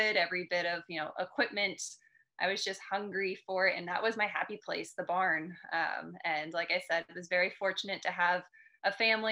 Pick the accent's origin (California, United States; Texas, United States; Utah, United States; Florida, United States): Florida, United States; South; So I grew up in South Florida in the United States